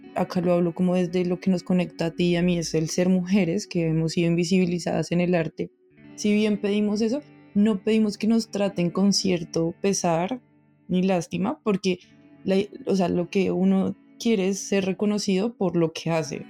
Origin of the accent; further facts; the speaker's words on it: Colombia; moved away; nosotros como colombianos